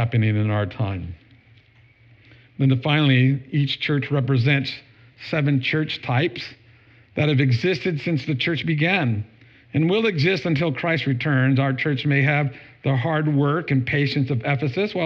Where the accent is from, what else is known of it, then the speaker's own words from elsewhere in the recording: United States; I'm from America.